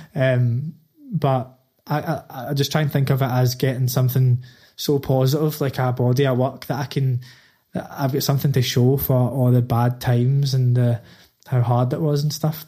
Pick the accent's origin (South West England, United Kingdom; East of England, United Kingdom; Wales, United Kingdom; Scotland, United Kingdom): Scotland, United Kingdom; Glasgow; moved away as an adult; now in London, United Kingdom; I grew up in the East End is like the the sort of deprived area of Glasgow.